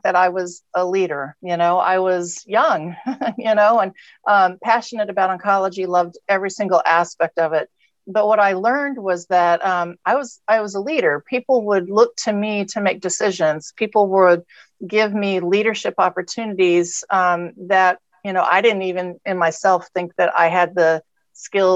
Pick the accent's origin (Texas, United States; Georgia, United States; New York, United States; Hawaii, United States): Texas, United States; also born or lived in California; I'm from Texas and California. That's my background, but I'm a proud Texan